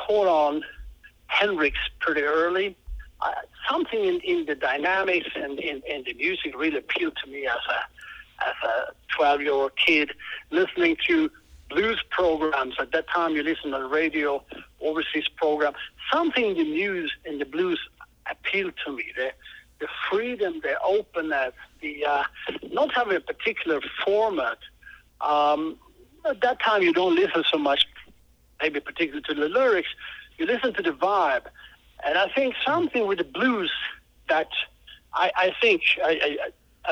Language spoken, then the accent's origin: English; Israel; I'm from Israel, and a blues musician